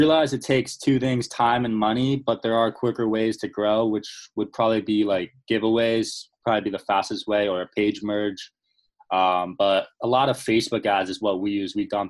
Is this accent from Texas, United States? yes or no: no; New Jersey, United States; I'm 22 years old. I'm from New Jersey.